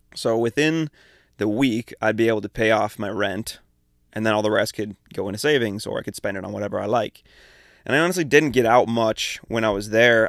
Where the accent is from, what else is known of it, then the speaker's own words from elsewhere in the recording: Tri-Cities, Washington, United States; moved away as an adult; I'm from Eastern Washington, from the Tri-Cities.